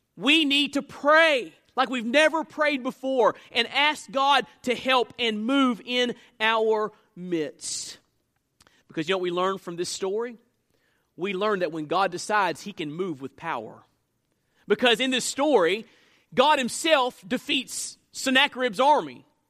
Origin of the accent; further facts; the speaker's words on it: United States; I'm an American citizen